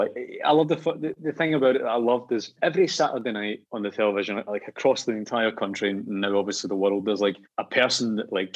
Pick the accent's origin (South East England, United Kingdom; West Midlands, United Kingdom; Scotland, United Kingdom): Scotland, United Kingdom; Rutherglen; moved away as an adult; also born or lived in London; I loved growing up in Rutherglen